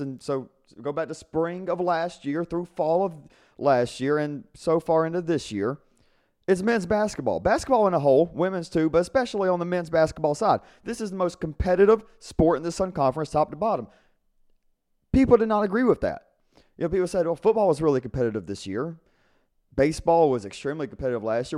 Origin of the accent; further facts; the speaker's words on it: South Georgia, United States; I'm from South Georgia